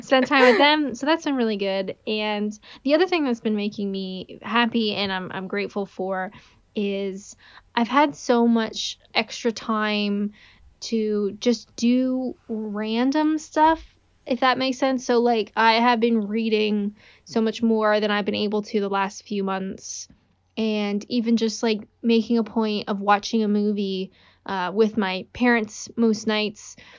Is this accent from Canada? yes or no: yes; Canada; I'm Canadian